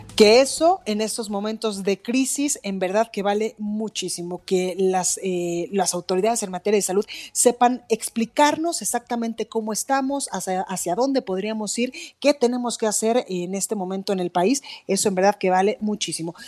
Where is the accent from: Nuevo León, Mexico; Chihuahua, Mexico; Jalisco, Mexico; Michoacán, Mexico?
Jalisco, Mexico; Guadalajara; now in Mexico City, Mexico; en Guadalajara, Jalisco, en La Perla, Tapatía, a quienes les mando un abrazo fraterno y muchos besos a todas las personas que nos escuchan desde mi tierra.